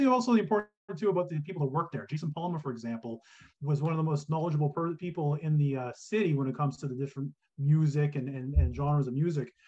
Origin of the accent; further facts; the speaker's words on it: Kingston, Ontario, Canada; I grew up in Kingston, Ontario